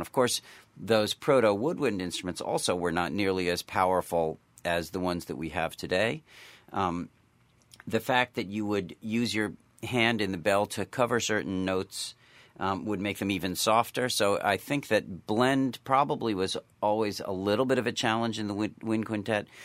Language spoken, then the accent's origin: English; Williamstown, Massachusetts, United States; I grew up in Williamstown, Massachusetts